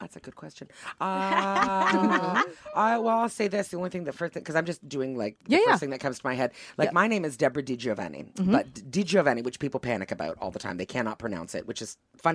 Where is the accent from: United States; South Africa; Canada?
Canada; Quebec; born there; Because my dad, like, Italian and I'm French-Canadian, right? I was born in Quebec.